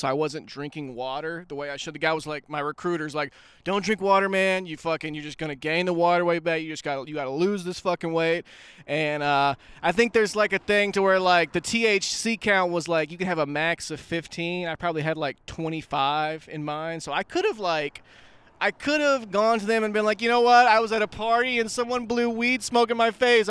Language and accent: English; Pine Bluff, Arkansas, United States; moved away; also born or lived in Hot Springs, Arkansas; we, we moved from Pine Bluff to Hot Springs.